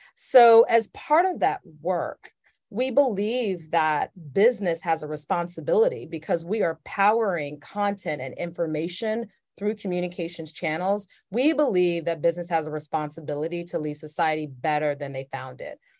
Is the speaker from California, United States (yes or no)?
no; Atlanta, Georgia, United States; I grew up in Atlanta, Georgia in the seventies and eighties